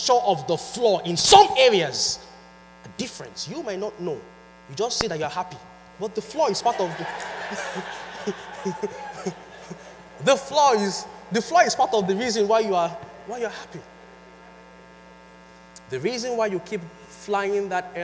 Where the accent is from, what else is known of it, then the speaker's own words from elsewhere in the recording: Nigeria; moved away; I am from Nigeria and I'm a Yoruba boy. I speak Yoruba